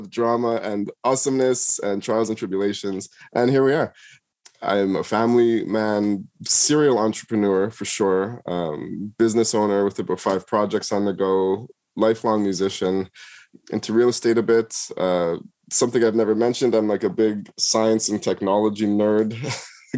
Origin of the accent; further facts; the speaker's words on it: Toronto, Ontario, Canada; also born or lived in Jamaica; Growing up in Toronto